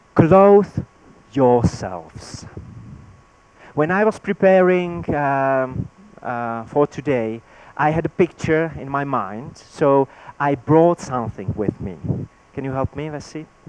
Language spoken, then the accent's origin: English; Czechia; first language Czech; English is a second language; my native language in Czech